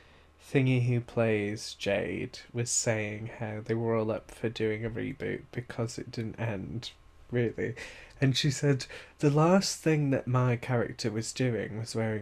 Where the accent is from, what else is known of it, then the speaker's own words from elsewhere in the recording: United Kingdom; we are actually British